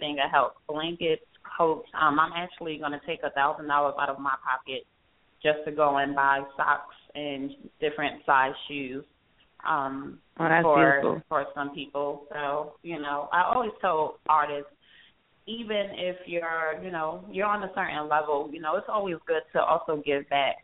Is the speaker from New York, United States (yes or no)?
yes; New York, United States; moved away as an adult; now in Atlanta, United States; I'm new to Atlanta. I've only been here a few months, and I'm from New York